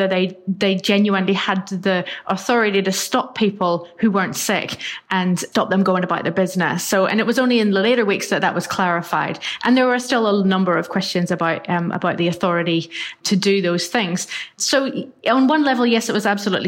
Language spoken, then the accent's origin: English; Northern Ireland, United Kingdom; now in New Zealand; I grew up in Northern Ireland